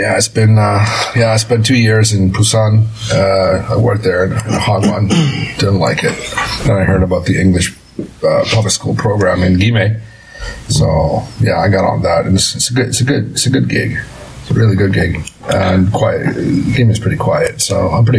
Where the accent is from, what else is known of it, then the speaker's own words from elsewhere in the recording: Canada; also born or lived in Mexico City, Mexico; we immigrated to Canada, and I grew up there.